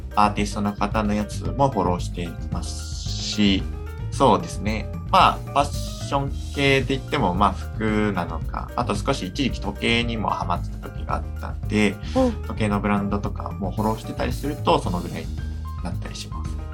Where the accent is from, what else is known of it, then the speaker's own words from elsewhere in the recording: Bōsō, Chiba, Japan; 千葉の、まあ、房総の方になりますね